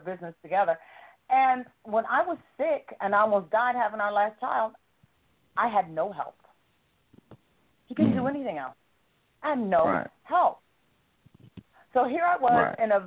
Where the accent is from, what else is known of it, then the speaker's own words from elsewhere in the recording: the South, United States; I'm a Southerner